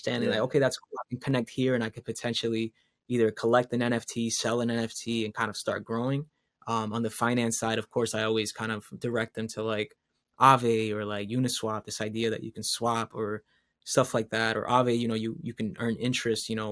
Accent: Caguas, Puerto Rico; moved away; I'm from Caguas

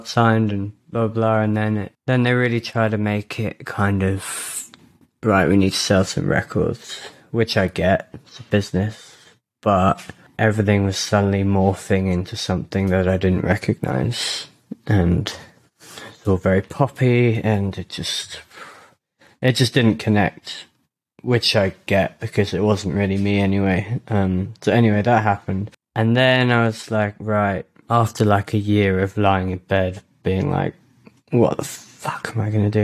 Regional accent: London, United Kingdom; moved away as an adult; now in Berlin, Germany; I'm from London, born and bred.

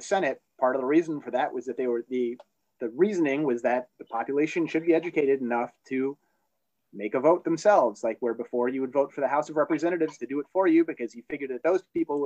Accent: Chicago suburbs, Illinois, United States; also born or lived in New Jersey / Hollywood, California / Boston; I was born in Jersey, but my folks split up and got back together. And when they did, my dad had a job offer in Illinois. So he dragged us up to Chicago Burbs. And then, you know, was here through high school

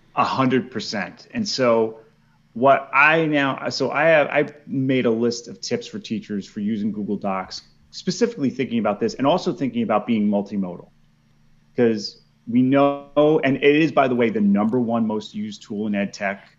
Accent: New York, United States; moved away as an adult; also born or lived in Philadelphia, Pennsylvania; now in Hillsborough, North Carolina, United States; I'm originally from New York

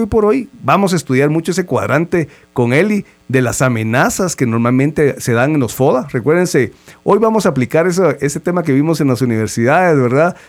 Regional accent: Guatemala; como guatemaltecos

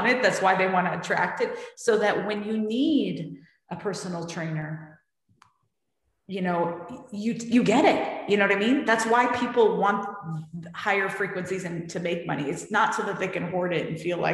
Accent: San Francisco, California, United States; moved away as an adult; also born or lived in New York; I had this life, you know, in San Francisco where, you know, everyone kind of knew me

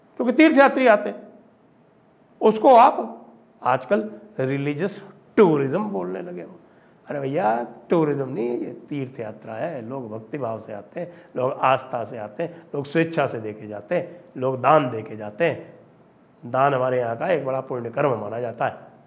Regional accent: Ayodhya, Uttar Pradesh, India; अयोध्या में मैं पला बढ़ा भी हूँ बचपन में मैं अयोध्या में रहा हूँ

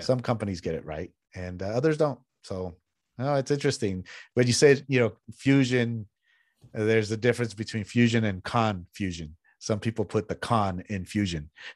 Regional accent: San Jose, California, United States; also born or lived in Mexico; I grew up in San Jose, which is the coast of California

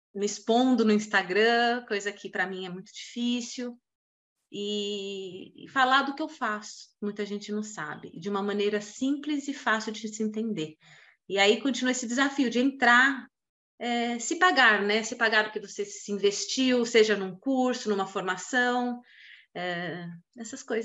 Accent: São Paulo, Brazil; eu sou de São Paulo

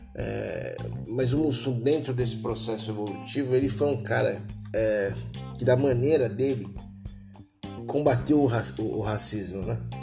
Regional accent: Taboão da Serra, São Paulo, Brazil; sou uma pessoa que fui criado é, numa, numa Taboão da Serra, uma cidade é, com as suas zonas periféricas aqui de São Paulo.

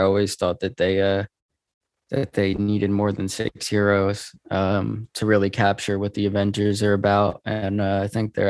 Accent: New Jersey, United States; I'm from New Jersey. I'm pretty young. I'm 19.

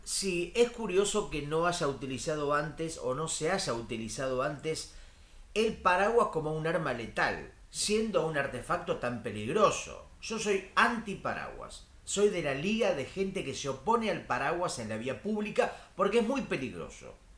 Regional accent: Argentina; Yo soy de Argentina

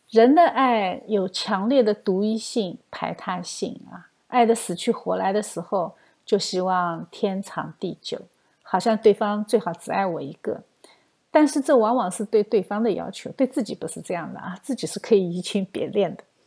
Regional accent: China; 我们中国人

